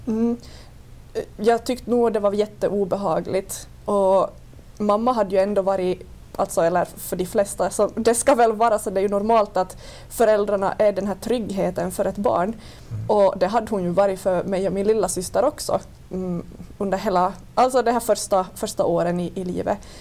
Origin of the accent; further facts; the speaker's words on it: Vörå, Ostrobothnia, Finland; jag kommer från Vörå.